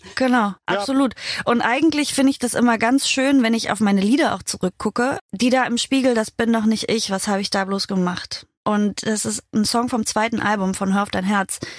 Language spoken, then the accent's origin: German; Halberstadt, Saxony-Anhalt, Germany; da, wo ich herkomme, aus Halberstadt in Sachsen-Anhalt